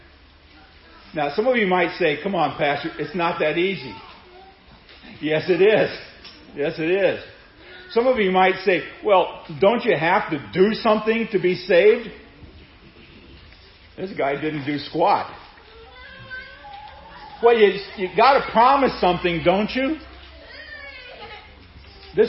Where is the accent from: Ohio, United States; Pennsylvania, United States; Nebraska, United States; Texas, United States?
Nebraska, United States; Seward; growing up in Seward, Nebraska, at St. John's Lutheran School